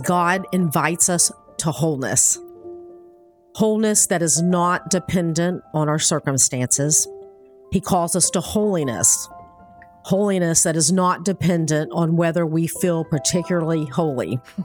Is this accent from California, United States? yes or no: no; Miami, Florida, United States; I was born in Miami